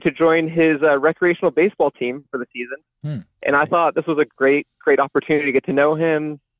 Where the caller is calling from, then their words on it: Ontario, Canada; And I'm calling from Northern Ontario, Canada, about 5 hours north of Toronto.